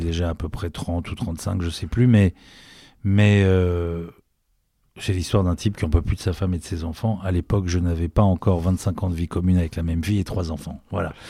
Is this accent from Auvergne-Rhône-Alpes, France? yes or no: no; Paris, Île-de-France, France; je suis un vrai Parisien